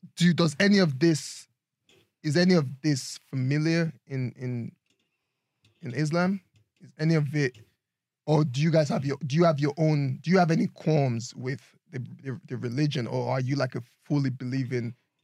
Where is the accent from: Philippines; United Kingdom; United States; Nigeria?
Nigeria; Northern Nigeria; growing up in Nigeria.